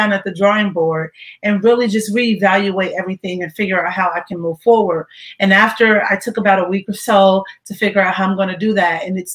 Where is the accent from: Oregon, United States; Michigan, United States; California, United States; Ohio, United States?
Ohio, United States; moved away; I went back to my hometown in Ohio to be around family.